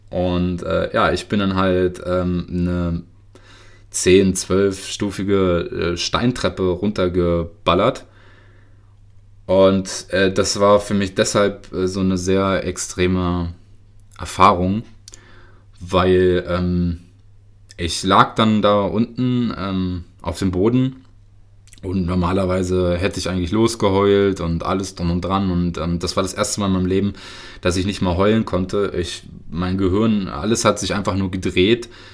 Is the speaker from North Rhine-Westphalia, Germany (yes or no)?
no; Lower Saxony, Germany; also born or lived in Karaganda, Kazakhstan; ich komme aus Niedersachsen